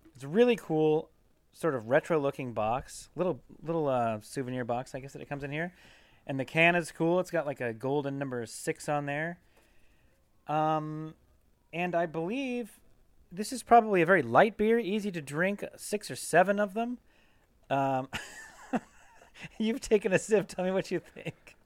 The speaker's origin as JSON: {"language": "English", "region": "Pacific Northwest", "country": "United States", "tie": "born or raised there", "said": "I grew up in the Pacific Northwest"}